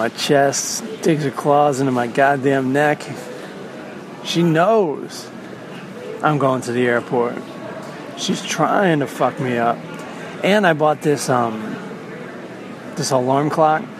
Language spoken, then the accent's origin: English; Southern Maryland, United States; I'm from Southern Maryland